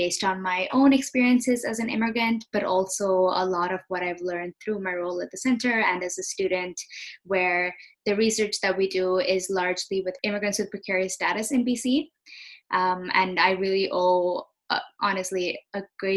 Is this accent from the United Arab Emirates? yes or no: yes; Abu Dhabi, United Arab Emirates; moved away as an adult; also born or lived in Nova Scotia, Canada / India (ancestry); now in Vancouver, Canada; I'm of Indian origin, but I was born and raised in Abu Dhabi in the United Arab Emirates